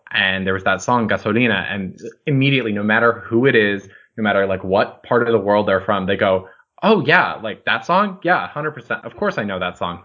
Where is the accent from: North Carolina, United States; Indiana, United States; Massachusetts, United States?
Massachusetts, United States; I grew up in Massachusetts